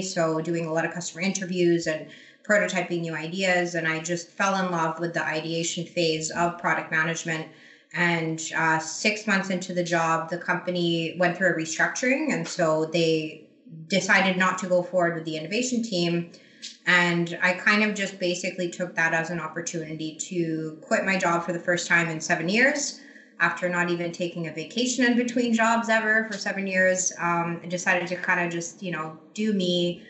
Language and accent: English; Croatia; also born or lived in Asia; now in Canada; So I live in Canada, but I'm not Canadian. I'm Croatian originally. I grew up in Asia, actually, strangely enough.